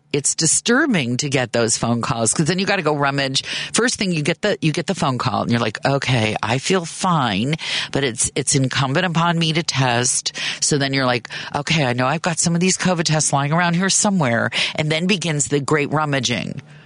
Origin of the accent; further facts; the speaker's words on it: Chicago, Illinois, United States; moved away as an adult; also born or lived in Oakland; I moved back home to Chicago from Oakland